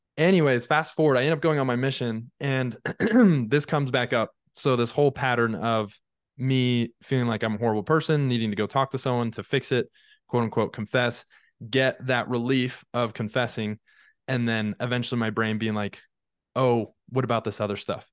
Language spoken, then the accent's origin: English; Draper, Utah, United States; also born or lived in St. George, Utah; I grew up in Draper, Utah.